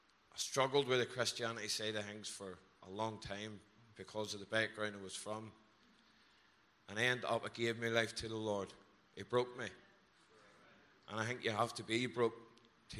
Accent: Belfast, Northern Ireland, United Kingdom; now in Wales

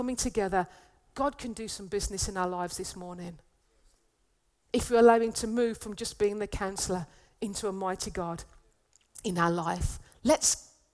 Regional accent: United Kingdom; as a British person

